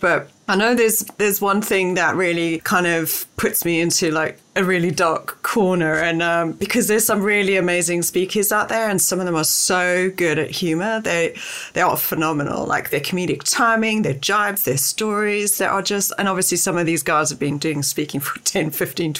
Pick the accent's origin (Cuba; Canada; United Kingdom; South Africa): South Africa; I grew up in South Africa at a girls' school